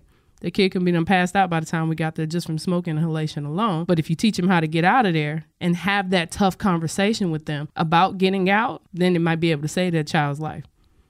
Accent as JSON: {"language": "English", "region": "Louisiana", "country": "United States", "lives_now": "Washington, United States", "said": "I'm not originally from this area. I'm from Louisiana originally."}